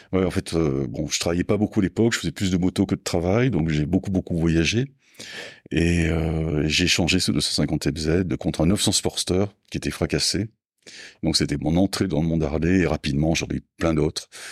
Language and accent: French; Mont-de-Marsan, Nouvelle-Aquitaine, France; moved away; Je suis né à Mont-de-Marsan dans les Landes, donc j'ai passé toute ma jeunesse euh, dans les Landes